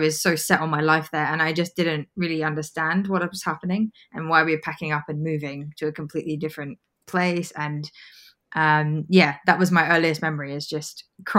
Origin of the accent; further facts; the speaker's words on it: Sabah, Malaysia; also born or lived in United Kingdom; we kind of upped and moved back to my home state, which is Sabah. So I was pretty young. I was about 9 years old and I lived there for a number of years after that.